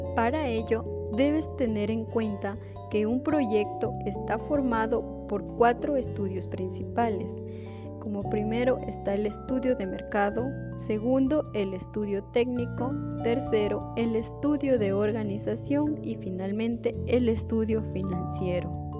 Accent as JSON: {"language": "Spanish", "town": "Celica", "region": "Loja", "country": "Ecuador", "said": "soy del Cantón Celica"}